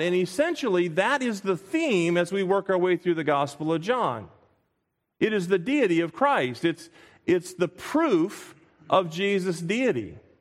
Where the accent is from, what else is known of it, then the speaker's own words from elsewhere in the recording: Springfield, Illinois, United States; moved away as an adult; now in Pennsylvania, United States; Whenever Kathy and I go back to our hometown